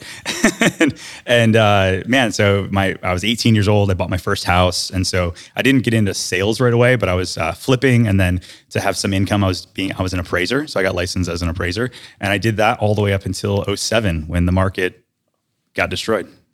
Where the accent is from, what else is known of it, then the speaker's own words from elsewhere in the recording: Detroit, Michigan, United States; moved away as an adult; now in Winter Garden, United States; I grew up in Detroit, Michigan